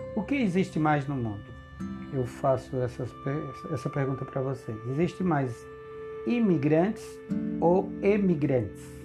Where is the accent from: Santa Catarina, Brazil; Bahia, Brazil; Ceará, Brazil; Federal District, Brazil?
Ceará, Brazil; also born or lived in Rondônia; now in Porto Velho, Brazil; Eu migrei da minha terra natal, do meu estado do Ceará, no início da década, da década